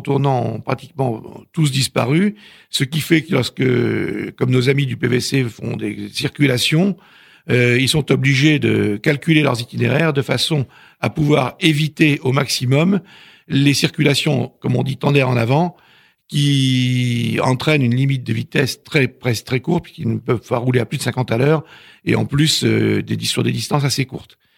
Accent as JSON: {"language": "French", "region": "Normandy", "country": "France", "said": "je suis normand"}